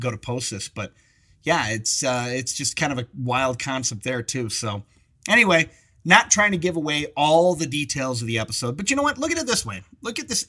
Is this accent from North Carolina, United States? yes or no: no; Michigan, United States; moved away as an adult; now in Colorado, United States; we're from Michigan